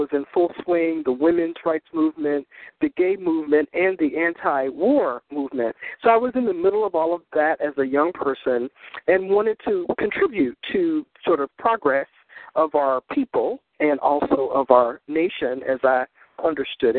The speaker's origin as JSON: {"language": "English", "town": "Smithfield", "region": "North Carolina", "country": "United States", "tie": "born or raised there", "also_born_or_lived": "Chicago, Illinois", "moved": "yes", "lives_now": "New York City, United States", "said": "I grew up in Smithfield, North Carolina, quite a long time ago"}